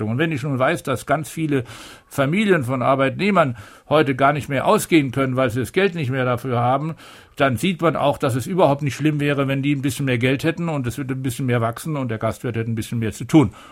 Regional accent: Upper Rhine, Germany; ich komme aus, eben aus dem Oberrheingebiet

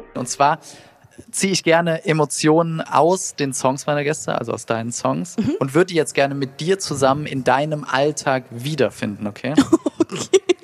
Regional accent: Saarland, Germany; Ich bin aus dem Saarland

